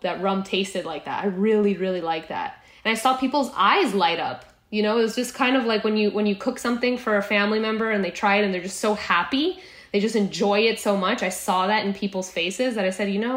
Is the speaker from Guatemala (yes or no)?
yes; Guatemala; moved away as an adult; also born or lived in El Salvador / Boston; I grew up in Guatemala. Most of my childhood, I moved down to Central America when I was about 9 years old, lived in El Salvador for a few years, and then we moved to Guatemala where I did all of my high school education